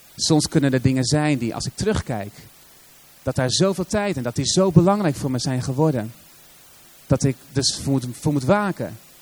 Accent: Assen, Drenthe, Netherlands; kom je uit Assen, de stad van geen eredivisieclubs

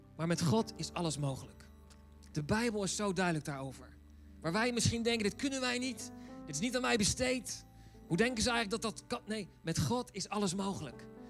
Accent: Netherlands; wij als Nederlanders

